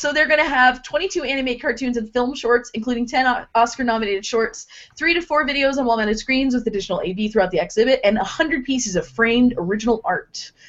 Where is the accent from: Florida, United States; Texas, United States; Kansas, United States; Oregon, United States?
Texas, United States; Fort Worth; now in Portland, United States; my hometown museum